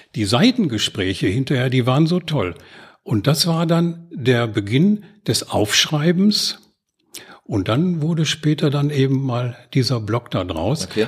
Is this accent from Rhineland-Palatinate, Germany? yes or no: no; Gelsenkirchen, North Rhine-Westphalia, Germany; now in Oberhausen, Germany; Ich bin in Gelsenkirchen-Erle im Schatten der Zeche Graf Bismarck groß geworden